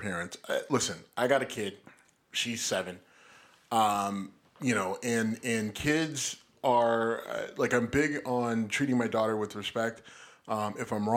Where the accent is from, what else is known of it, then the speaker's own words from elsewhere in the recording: Texas, United States; growing up in Texas and being targeted as a kid in first, second, third grade.